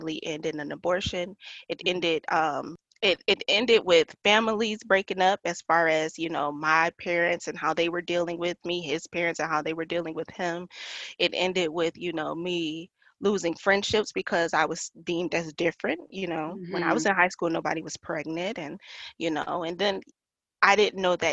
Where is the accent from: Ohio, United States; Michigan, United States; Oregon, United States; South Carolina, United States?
Michigan, United States; Detroit; moved away as an adult; also born or lived in Yuma, Arizona; now in Phoenix, United States; I'm from Detroit, Michigan. I moved from Detroit, Michigan in 2012